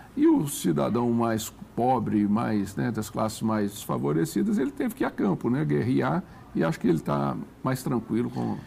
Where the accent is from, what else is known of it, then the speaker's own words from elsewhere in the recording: Belo Horizonte, Minas Gerais, Brazil; moved away; also born or lived in Brasília; Belo Horizonte, por exemplo, minha terra